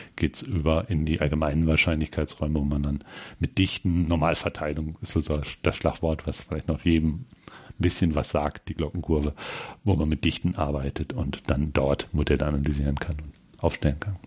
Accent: Hanover, Lower Saxony, Germany; moved away as an adult; also born or lived in Ulm / Great Britain; Ich komme eigentlich aus Hannover

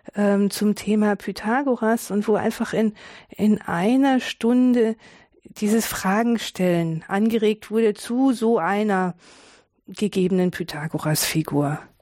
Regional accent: Tübingen, Baden-Württemberg, Germany; in Tübingen, wo ich geboren bin

